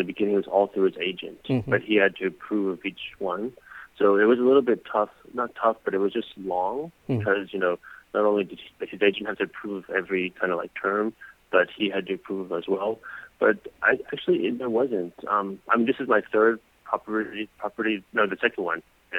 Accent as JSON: {"language": "English", "region": "Texas", "country": "United States", "tie": "born or raised there", "moved": "as an adult", "lives_now": "Korea", "said": "friends that I grew up with in Texas."}